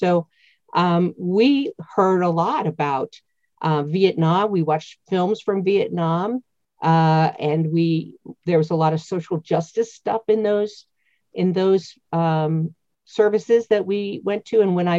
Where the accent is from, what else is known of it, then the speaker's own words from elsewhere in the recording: Erie, Pennsylvania, United States; I was raised in Northwest Pennsylvania, outside the city of Erie, pretty close to Lake Erie. So imagine the coastline of Lake Erie between Erie and the state of Ohio. That's about where I grew up.